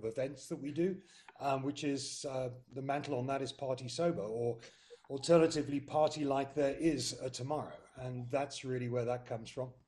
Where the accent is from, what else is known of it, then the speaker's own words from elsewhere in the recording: United Kingdom; moved away as an adult; now in South Africa; I'm British by birth